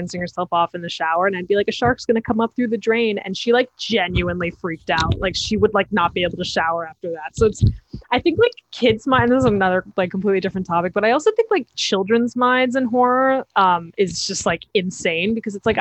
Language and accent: English; New York City, New York, United States; I'm from Manhattan